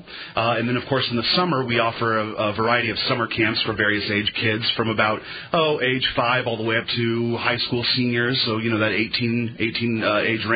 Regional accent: Kansas City, United States; moved away as an adult; now in La Crosse, United States; I'm actually from Kansas City area

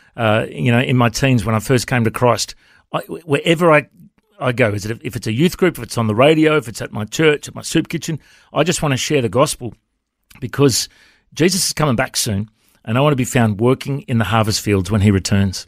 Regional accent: Coffs Harbour, New South Wales, Australia; now in Brisbane, Australia; growing up in Cofts

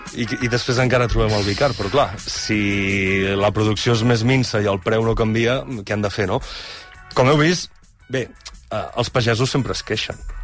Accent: El Pla del Penedès, Catalonia, Spain; som del Pla del Penedès, tots dos

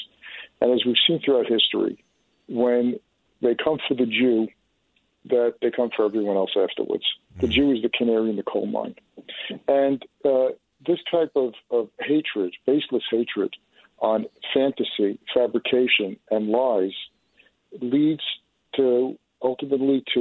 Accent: United States; I'm an American.

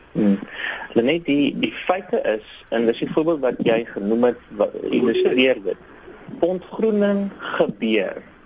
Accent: South Africa

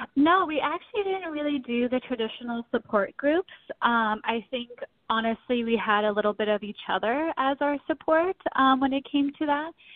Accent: South Pasadena, California, United States; born or raised there; now in St. Paul, United States

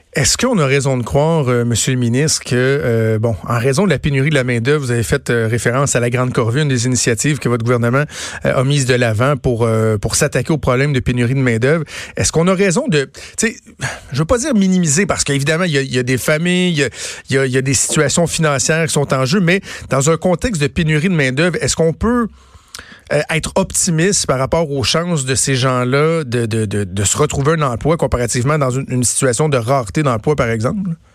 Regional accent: Quebec, Canada; chez nous au Québec

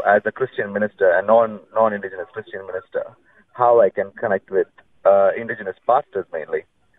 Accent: India; also born or lived in Victoria, Australia; now in Broome, Australia; I come from a background from India, so I had a calling to come to Broome when I was in Victoria.

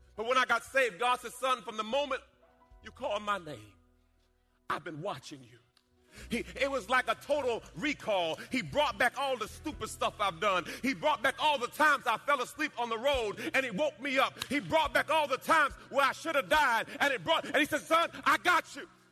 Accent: Jamaica; When I was a little boy, I was born in Jamaica. And uh, we were in a rough part of the town.

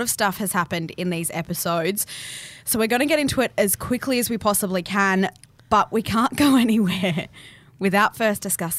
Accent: Australia; we are Australians and we have a culture of drinking alcohol out of sweaty shoes.

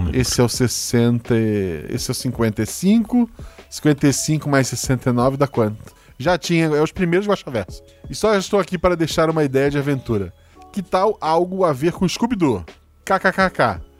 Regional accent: Florianópolis, Santa Catarina, Brazil; eu sou de Floripa

